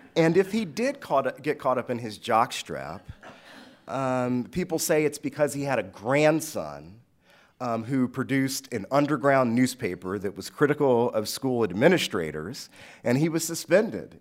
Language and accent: English; Washington, District of Columbia, United States; I grew up in Southeast D C, east of the Anacostia River, a predominantly black, uh, neighborhood